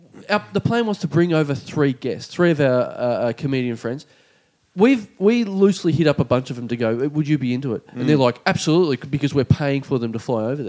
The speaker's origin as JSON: {"language": "English", "town": "Melbourne", "region": "Victoria", "country": "Australia", "said": "Hey, good day, mate. I'm from Melbourne."}